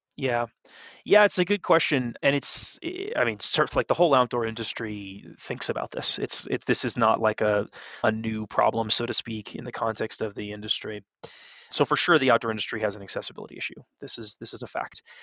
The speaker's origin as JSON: {"language": "English", "region": "California", "country": "United States", "moved": "as an adult", "lives_now": "Denver, United States", "said": "I'm from California. I spent a lot of time in Lake Tahoe, in that area growing up"}